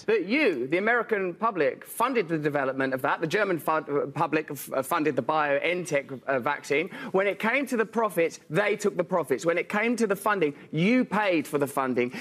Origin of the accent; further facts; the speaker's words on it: England, United Kingdom; I'm English